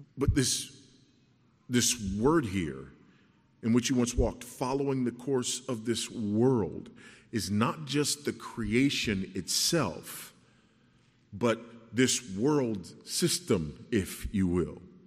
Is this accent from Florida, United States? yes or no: no; Los Angeles, California, United States; I grew up in South Central Los Angeles